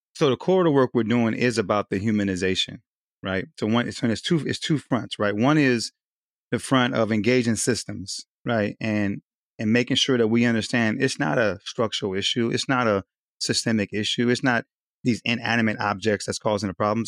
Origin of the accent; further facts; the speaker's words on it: Southern California, United States; now in Wilmington, United States; I'm originally from Southern California